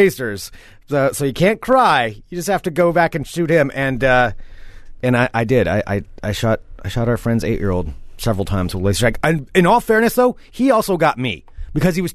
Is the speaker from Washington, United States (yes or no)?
no; Independence, Oregon, United States; it's Independence, Oregon, where I grew up